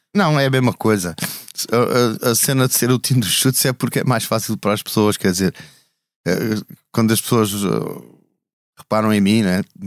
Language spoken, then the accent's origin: Portuguese; Alentejo, Portugal; moved away; also born or lived in Almada / Lisbon; eu sou lentejano